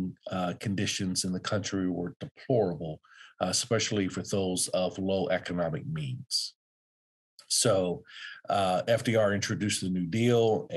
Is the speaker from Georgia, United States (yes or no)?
no; Youngstown, Ohio, United States; now in Phenix City, United States; I'm originally from Youngstown, Ohio, a small city in Northeast Ohio